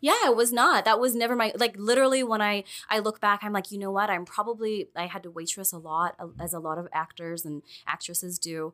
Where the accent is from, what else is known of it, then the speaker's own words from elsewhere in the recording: Quesnel, British Columbia, Canada; moved away; also born or lived in Prince George / Vancouver; I'm from a really small town that's about 13 hours north